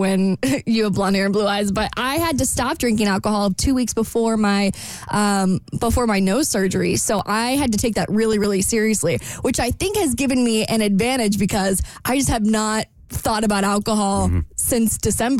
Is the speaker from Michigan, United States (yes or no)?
no; Jacksonville, Florida, United States; moved away; this really fun part of town in my hometown